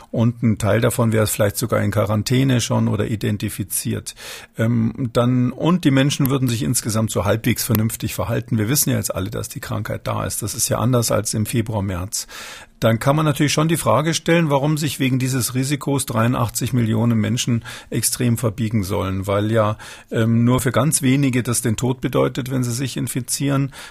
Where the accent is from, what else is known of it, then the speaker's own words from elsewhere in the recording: Munich, Bavaria, Germany; born there; ich bin in München geboren